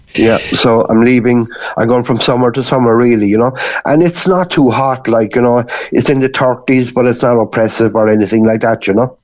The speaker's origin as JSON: {"language": "English", "town": "Cork", "region": "Munster", "country": "Ireland", "also_born_or_lived": "Gran Canaria", "moved": "as an adult", "lives_now": "Canary Islands, Spain", "said": "I'm actually from Albert Road in Cork City"}